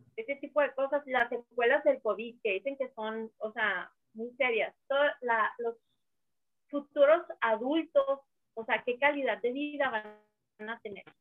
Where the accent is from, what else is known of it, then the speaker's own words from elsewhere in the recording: northern Mexico, Mexico; soy norteña